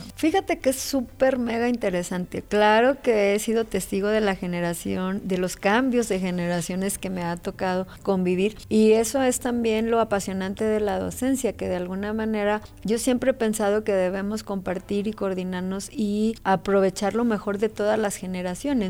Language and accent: Spanish; Mexico; como mexicanas